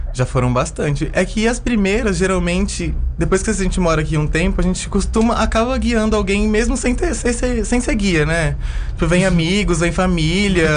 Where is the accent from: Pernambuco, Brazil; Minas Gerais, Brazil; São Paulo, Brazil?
São Paulo, Brazil; moved away as an adult; also born or lived in Chapada dos Veadeiros, Goiás; now in Alto Paraíso de Goiás, Brazil; eu sou nascida em São Paulo